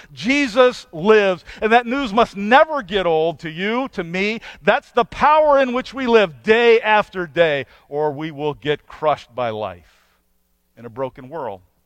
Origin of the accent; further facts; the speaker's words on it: United States; as an American